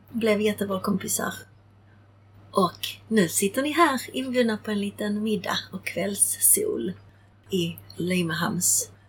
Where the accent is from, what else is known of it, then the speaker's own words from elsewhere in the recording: Prague, Czechia; born there; För då föddes jag eh, och var ett halvår när min mamma höll mig i sin famn i Prag och ryssarna rullade in eh, mot tjeckernas vilja. Så jag föddes 1968.